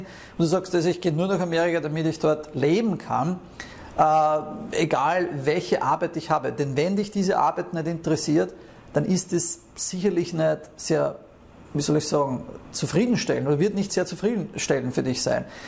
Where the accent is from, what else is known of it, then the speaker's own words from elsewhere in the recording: Austria; moved away as an adult; Ich bin teilweise vier Stunden äh, von meinem Heimatort nach Wien gependelt